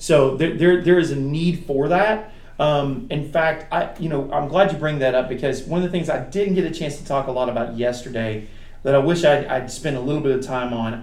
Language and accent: English; United States; us, the American Christians